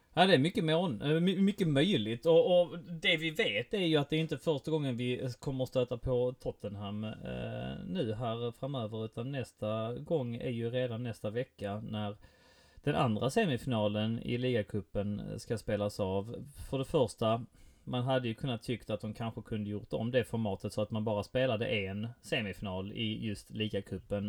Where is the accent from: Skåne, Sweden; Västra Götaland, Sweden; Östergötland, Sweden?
Skåne, Sweden; Helsingborg; jag är från Helsingborg